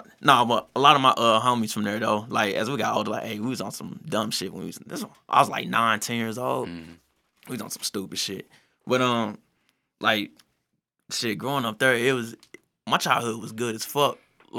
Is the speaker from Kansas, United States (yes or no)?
no; University City, Missouri, United States; Man, from U City, USA. Like, I grew up on Partridge and Canton.